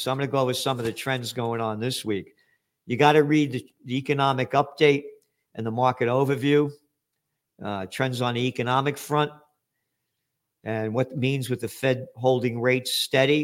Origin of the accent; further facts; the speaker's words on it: United States; I'm an American citizen